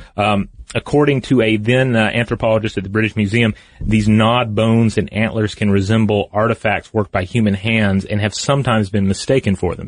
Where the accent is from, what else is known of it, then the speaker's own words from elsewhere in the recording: the American South, United States; I grew up in the American South.